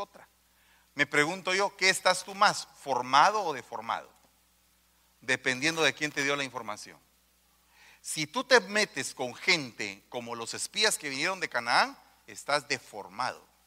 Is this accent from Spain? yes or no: no; Guatemala; Yo vengo de los de, los de abajo, de un barrio